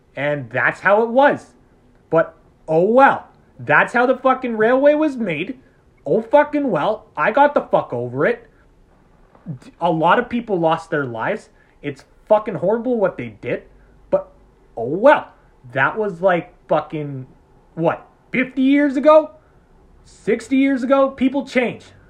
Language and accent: English; Canada; we're Canadian